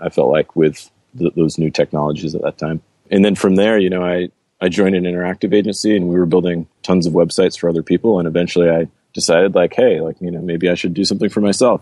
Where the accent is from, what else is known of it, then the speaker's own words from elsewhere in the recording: Cape Porpoise, Maine, United States; moved away; also born or lived in Brazil; I grew up in a small town in Maine called Cape Porpoise, a small little fishing village